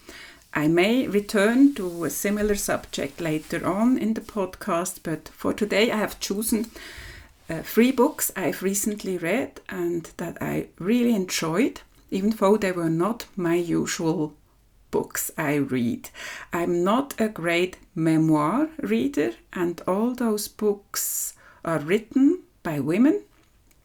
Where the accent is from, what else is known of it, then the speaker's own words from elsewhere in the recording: Switzerland; from Switzerland